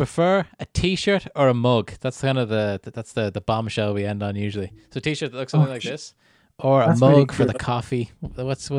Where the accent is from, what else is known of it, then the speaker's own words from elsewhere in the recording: Canada; born there; Yeah, I was born in Canada, so I never did Irish at school.